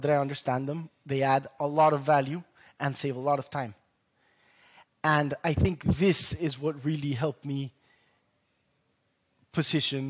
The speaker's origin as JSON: {"language": "English", "country": "Colombia", "tie": "born or raised there", "moved": "yes", "said": "I was national champion in my home country, Colombia, growing up."}